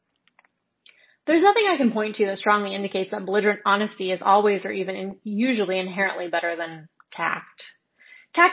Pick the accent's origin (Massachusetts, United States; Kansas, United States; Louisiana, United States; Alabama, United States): Alabama, United States; I grew up in Alabama?